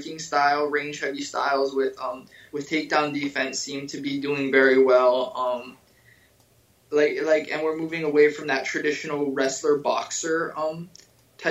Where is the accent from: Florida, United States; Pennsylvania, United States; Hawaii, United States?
Hawaii, United States; I'm from Hawaii